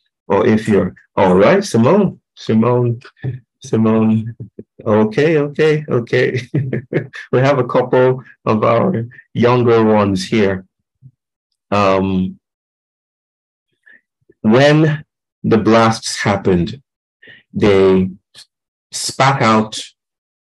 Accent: Kinshasa, DR Congo; I grew up in Congo, in Kinshasa

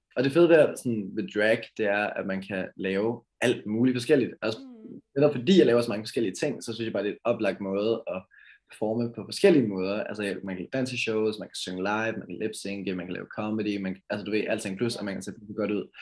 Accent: Karlslunde, Zealand, Denmark; now in Valby, Denmark; Jeg er vokset op i Karlslunde, øh, en by sådan lidt syd for København, øh, men lige nu bor jeg i Valby.

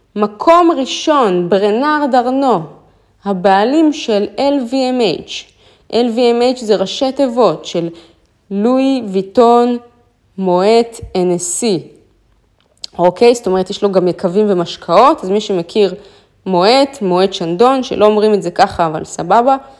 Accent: Israel; אמרתי לו, מישראל

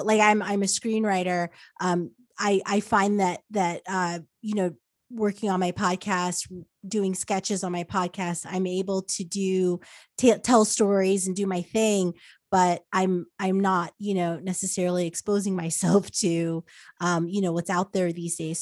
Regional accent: United States; moved away as an adult; also born or lived in New Jersey / New York; now in California, United States; I'm from New Jersey in New York

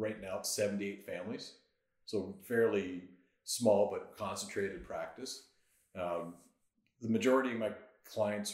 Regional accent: Barrie, Ontario, Canada; also born or lived in Kingston, Ontario; I grew up in Barrie. So I was, parents moved there when I was 2 years old. Stayed there till I went to university.

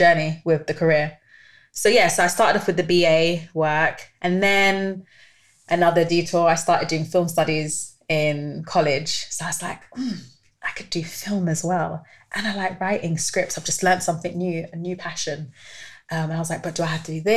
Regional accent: London, United Kingdom; I'm from North London. And well, now I don't live in North London anymore, but I used to live in North London, Tottenham.

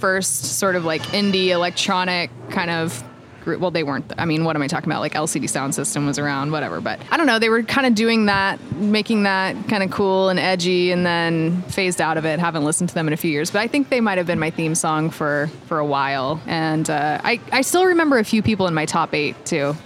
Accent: Hutchinson, Kansas, United States; moved away as an adult; also born or lived in Los Angeles; I grew up in Hutchinson, Kansas.

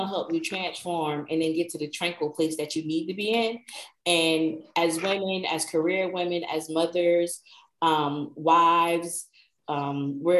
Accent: New Jersey, United States; now in Savannah, United States; I'm originally from New Jersey

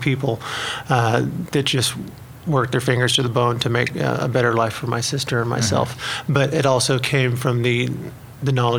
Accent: Ramona, Oklahoma, United States; I am from a tiny little town as you head that way called Ramona

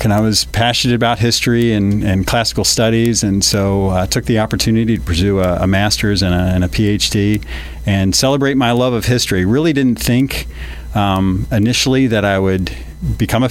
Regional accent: Philadelphia, Pennsylvania, United States; accent: Delaware Valley; moved away as an adult; also born or lived in Ohio / Lexington, Kentucky / Michigan; now in Kentucky, United States; Philadelphia is where you hear some of the odd diphthongs come from that Delaware Valley area

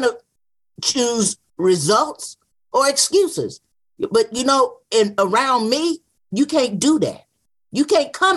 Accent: Wilson, North Carolina, United States; also born or lived in Durham, North Carolina; I was born in Wilson, North Carolina, but at 11 and a half months old, I was taken to a hospital in Durham, North Carolina

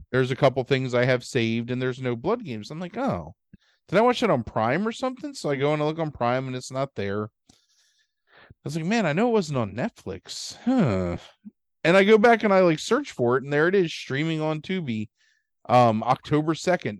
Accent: Baltimore, Maryland, United States; we grew up in Baltimore

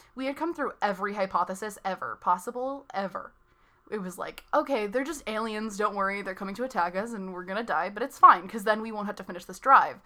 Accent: north of Chicago, Illinois, United States; moved away as an adult; now in California, United States; I was born a little bit north of Chicago and drove all around the state of Illinois

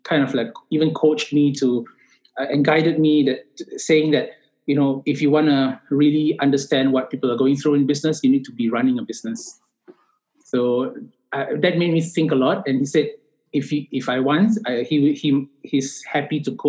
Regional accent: Singapore; I am from Singapore.

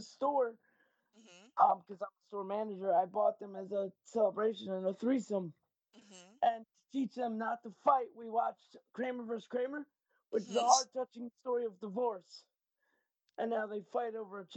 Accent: United States; we're American

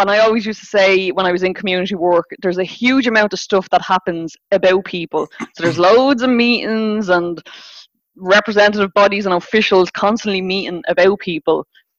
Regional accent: Dublin, Leinster, Ireland; I grew up in Rialto. And it was like massively, massively disadvantaged at the time. I mean, it was the epicenter of the heroin epidemic.

